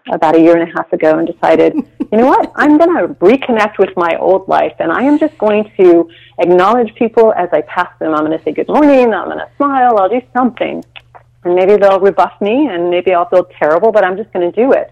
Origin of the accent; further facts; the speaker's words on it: Texas, United States; now in San Francisco, United States; I grew up in Texas in relatively medium-ish town